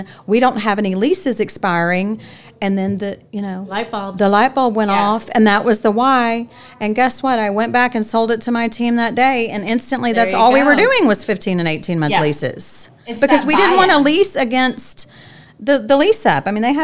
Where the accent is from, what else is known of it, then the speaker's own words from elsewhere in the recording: Louisiana, United States; now in Dallas-Fort Worth, United States; I'm from Louisiana, and we're just very passionate people